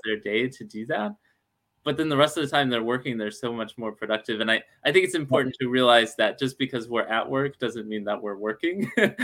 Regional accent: Alabama, United States; now in Seattle, United States; I'm from Alabama

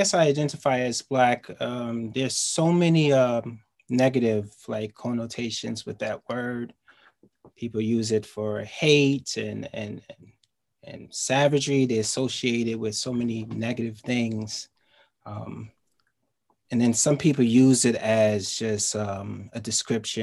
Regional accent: New York City, New York, United States; I live in Queens and I'm from Queens

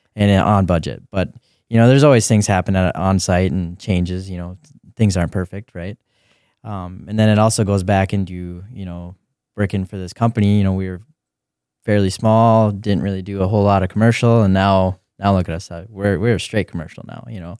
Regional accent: Grand Forks, North Dakota, United States; lived in Grand Forks for, for a while, moved east, Grand Forks, Uh, I think I was in fourth grade at that, that time

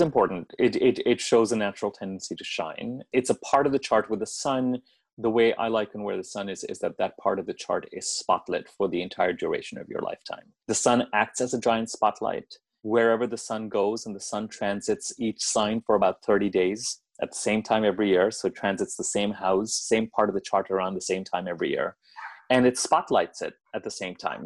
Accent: Delhi, India; moved away as an adult; now in United States; I grew up in Delhi. I grew up in India. I was there till I was 17. And then I came to the States to go to college

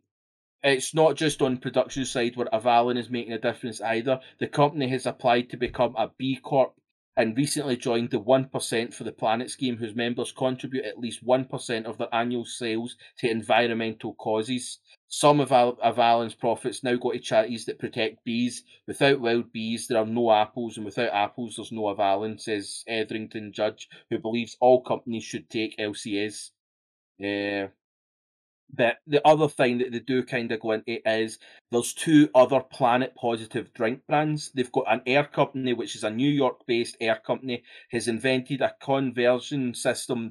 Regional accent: Scotland, United Kingdom; I'm Scottish

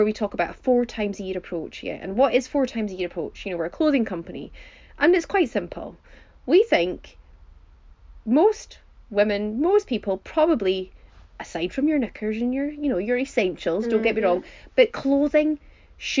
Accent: Highlands of Scotland, United Kingdom; we are from the Highlands of Scotland

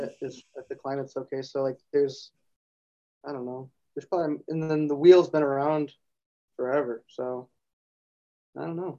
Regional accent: Grand Rapids, Michigan, United States; We're from Grand Rapids, Michigan

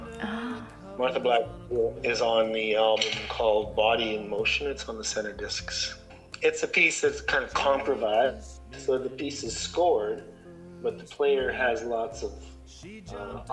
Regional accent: Ontario, Canada; moved away as an adult; now in Whitehorse, Canada; I grew up in Ontario

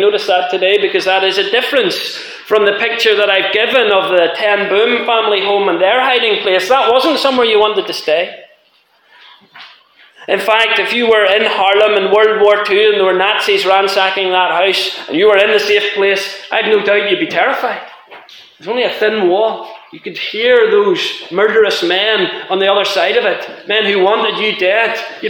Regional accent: Ireland; now in Scotland, United Kingdom; I'm an Irish man living in Scotland.

